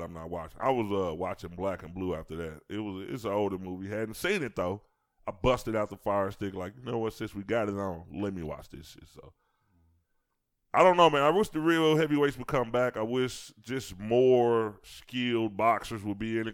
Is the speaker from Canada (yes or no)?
no; Chicago, Illinois, United States; growing up in Chicago